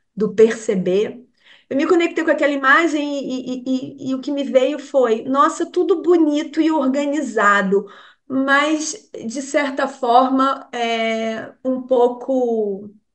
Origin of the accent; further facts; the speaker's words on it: Rio de Janeiro, Brazil; moved away as an adult; a gente é carioca